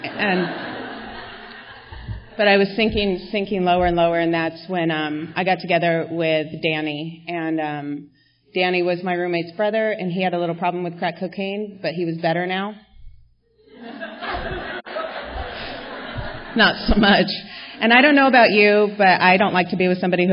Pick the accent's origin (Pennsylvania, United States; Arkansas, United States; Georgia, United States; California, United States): California, United States; La Crescenta; We grew up together in La Crescenta, where I live now